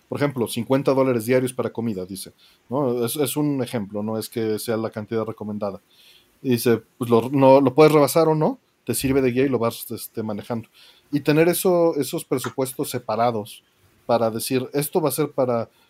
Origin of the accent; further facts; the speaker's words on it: Mexico; Porque siendo mexicano estás acostumbrado a pagar envíos